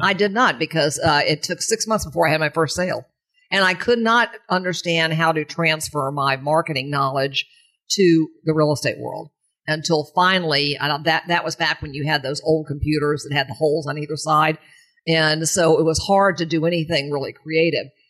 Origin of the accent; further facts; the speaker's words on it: St. Petersburg, Florida, United States; also born or lived in New York City; came here when I was two years old